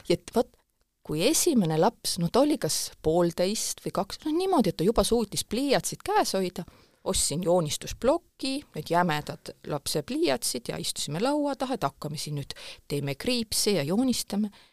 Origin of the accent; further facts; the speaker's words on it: Pajusti, Lääne-Viru County, Estonia; moved away as an adult; also born or lived in Tartu / Tallinn; mina kasvasin üles Lääne-Virumaal Pajustis